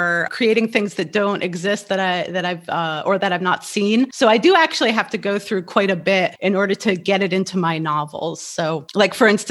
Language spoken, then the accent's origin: English; New Jersey, United States; moved away as an adult; also born or lived in New Mexico / Kabul, Afghanistan; I was born and raised in New Jersey